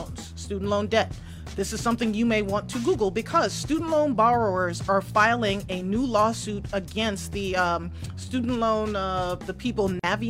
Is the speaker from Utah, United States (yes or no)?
no; New York, United States; I'm from New York.